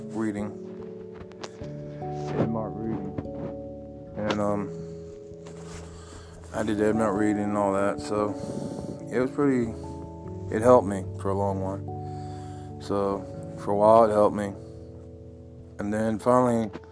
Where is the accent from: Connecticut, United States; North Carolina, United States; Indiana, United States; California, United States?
North Carolina, United States; Asheville; moved away; also born or lived in Henderson, North Carolina / Fort Lauderdale, Florida; I was born in Nashville, North Carolina, 1983.